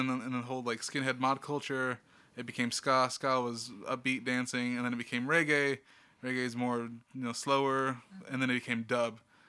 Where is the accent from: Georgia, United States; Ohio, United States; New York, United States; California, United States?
California, United States; Visalia; also born or lived in Bay Area; now in Sacramento, United States; I was born in Visalia.